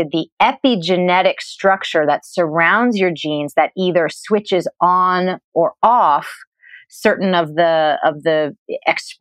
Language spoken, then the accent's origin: English; New England, United States; I grew up in New England